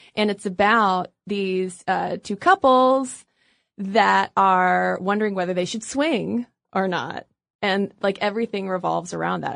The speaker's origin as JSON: {"language": "English", "country": "United States", "said": "we are American"}